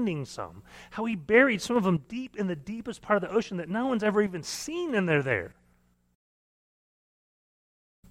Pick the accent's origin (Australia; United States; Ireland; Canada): United States; Missouri; now in Oklahoma, United States; I grew up in Missouri, and so we went canoeing all the time